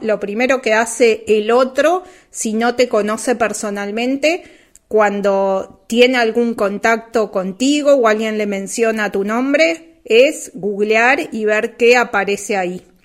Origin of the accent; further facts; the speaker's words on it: Uruguay; en Uruguay, donde yo nací y, y me crié y vivo